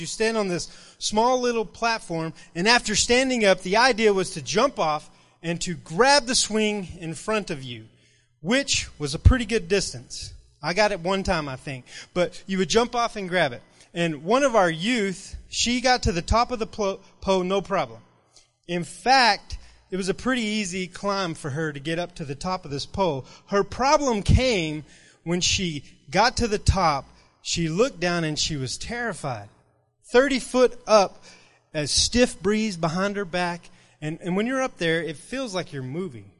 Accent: Rule, Texas, United States; now in Lubbock, United States; I grew up in Rural, Texas, and this little, little bitty town

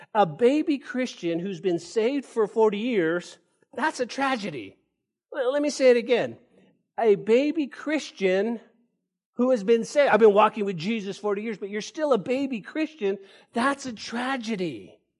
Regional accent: Santa Fe, New Mexico, United States; now in Lubbock, United States; that's the hometown. That's where I was born, and that's where I grew up

